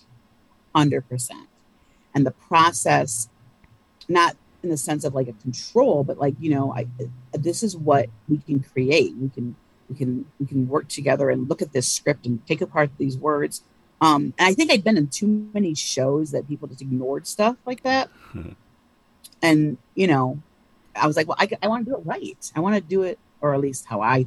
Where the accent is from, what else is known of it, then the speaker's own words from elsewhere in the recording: Ann Arbor, Michigan, United States; moved away; also born or lived in Cincinnati; I grew up in Ann Arbor, Michigan.